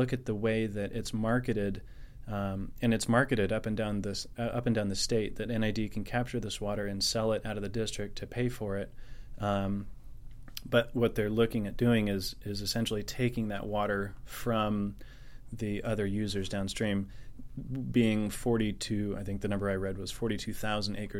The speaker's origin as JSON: {"language": "English", "area": "Nevada County", "region": "California", "country": "United States", "said": "I'm from Nevada County here, and third generation of my family to be here"}